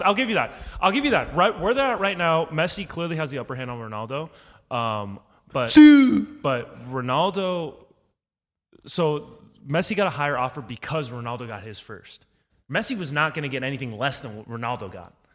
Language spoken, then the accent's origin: English; United States; me being an American